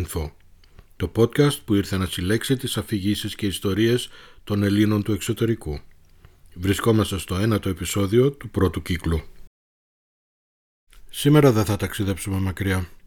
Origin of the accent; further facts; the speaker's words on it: Thessaloniki, Central Macedonia, Greece; born there; Γεννήθηκα στη Θεσσαλονίκη 54 χρόνια πριν.